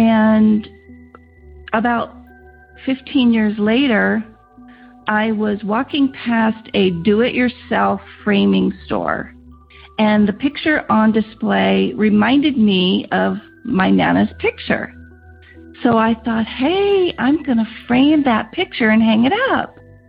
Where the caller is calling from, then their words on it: Rancho Cucamonga, California, United States; I'm calling from Rancho Cucamonga, California.